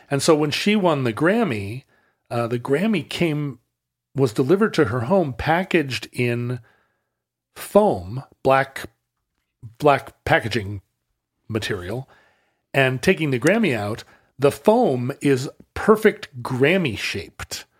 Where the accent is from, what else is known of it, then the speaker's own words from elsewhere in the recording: United States; as an American kid watching Monty Python in the late seventies and eighties